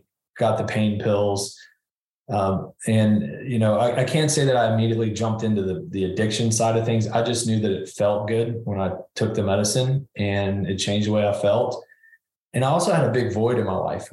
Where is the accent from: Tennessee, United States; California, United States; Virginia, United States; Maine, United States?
Tennessee, United States; Nashville; Yeah, I grew up in Nashville, Tennessee, and had two loving parents, a younger brother